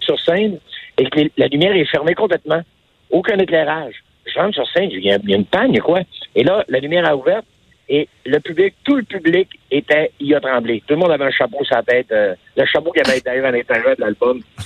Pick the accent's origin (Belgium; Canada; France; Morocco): Canada; Quebec; j'ai dit Québécois